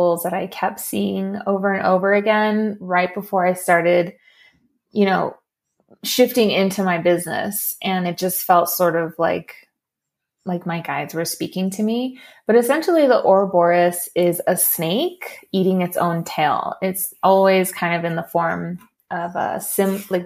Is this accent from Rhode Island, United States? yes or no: no; Los Angeles, California, United States; also born or lived in Torrance, California; I actually am a native to LA. I was born in Torrance, California, and then we moved pretty quickly into my childhood to a little pueblito